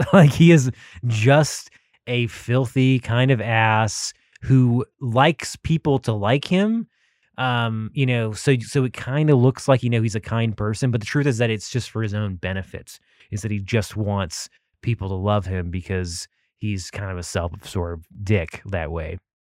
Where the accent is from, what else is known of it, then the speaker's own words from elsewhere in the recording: United States; I am an American